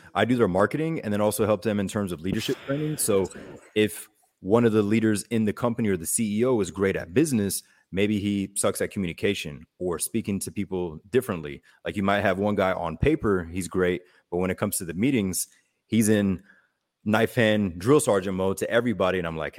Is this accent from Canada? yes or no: no; Germany; And my mother was German, or my mother is German. We grew up in Germany.